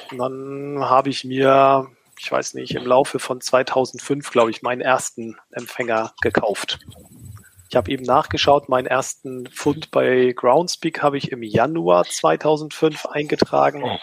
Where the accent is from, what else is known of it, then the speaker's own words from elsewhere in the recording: Schleswig-Holstein, Germany; Ich bin ein Schleswig-Holsteiner.